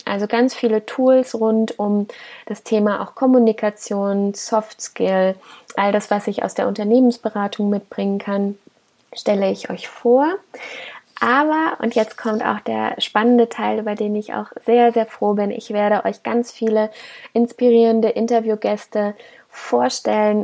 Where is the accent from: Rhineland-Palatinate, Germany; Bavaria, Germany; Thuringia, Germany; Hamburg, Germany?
Rhineland-Palatinate, Germany; Koblenz; ich komme aus Koblenz